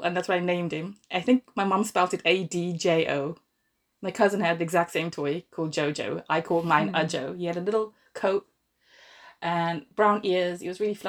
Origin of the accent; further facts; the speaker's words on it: Zimbabwe; moved away as an adult; now in Milton Keynes, United Kingdom; I'm from Zimbabwe originally, born and grew up there.